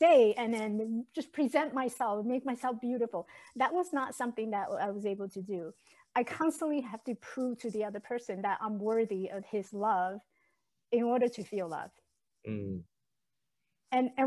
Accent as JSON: {"language": "English", "country": "Taiwan", "tie": "born or raised there", "second_language": "English", "moved": "yes", "lives_now": "United States", "said": "I was born and raised in Taiwan."}